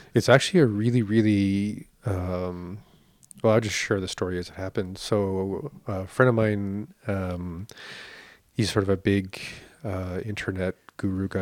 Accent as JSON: {"language": "English", "country": "Canada"}